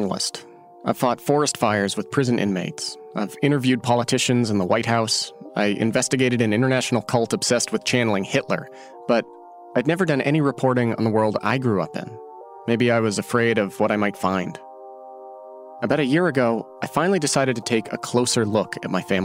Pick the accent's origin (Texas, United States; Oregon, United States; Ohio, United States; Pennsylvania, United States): Oregon, United States; born or raised there; moved away as an adult